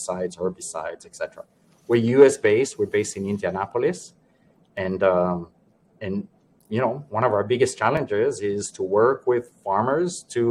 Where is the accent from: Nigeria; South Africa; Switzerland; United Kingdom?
Switzerland; moved away as an adult; also born or lived in Geneva / Panama / New York; I was born and raised in Switzerland